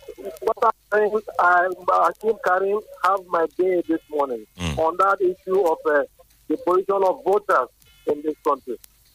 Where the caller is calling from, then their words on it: Obantoku, Nigeria; I am Babari, and I'm calling from Obantoku.